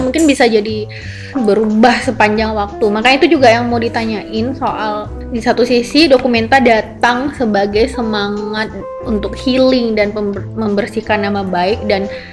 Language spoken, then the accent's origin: Indonesian; Aceh, Indonesia; aku sebagai orang Aceh